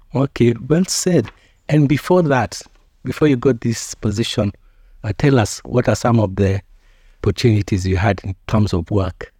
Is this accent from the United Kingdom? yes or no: no; Kenya; as a Kenyan citizen